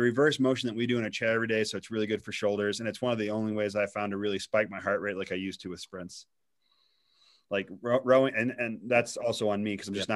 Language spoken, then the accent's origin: English; Missouri, United States; And I grew up in Missouri.